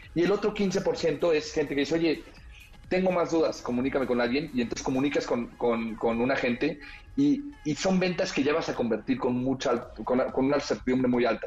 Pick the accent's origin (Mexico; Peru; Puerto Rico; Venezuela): Mexico